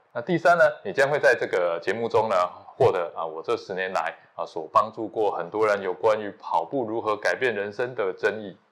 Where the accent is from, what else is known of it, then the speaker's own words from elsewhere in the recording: southern Taiwan, Taiwan; 我来自南部乡下